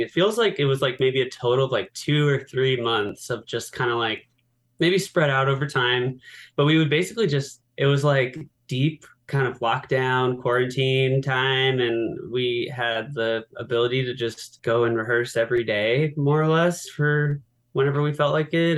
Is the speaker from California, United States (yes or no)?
yes; San Diego, California, United States; I'm from San Diego